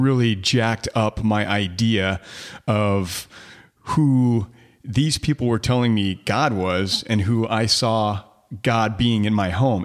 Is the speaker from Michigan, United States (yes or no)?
yes; Detroit, Michigan, United States; also born or lived in Plymouth, Michigan / Canton, Michigan / Upper Peninsula, Michigan; I grew up in Detroit, um, uh, in, uh, well, in the city at first, and then it moved to, to the suburbs, you know, Plymouth, Canton, outside of Ann Arbor